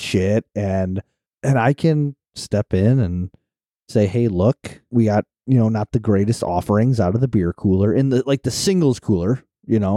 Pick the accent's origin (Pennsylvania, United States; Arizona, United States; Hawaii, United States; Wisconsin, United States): Wisconsin, United States; we're from Wisconsin